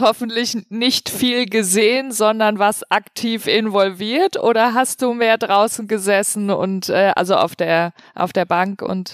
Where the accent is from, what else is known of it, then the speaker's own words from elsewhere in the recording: Frankfurt, Hesse, Germany; ich komme aus Frankfurt